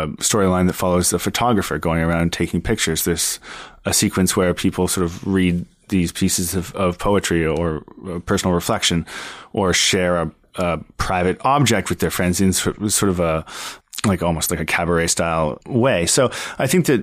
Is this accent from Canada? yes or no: yes; Ottawa, Ontario, Canada; moved away as an adult; also born or lived in Montreal; I grew up in Ottawa, Ontario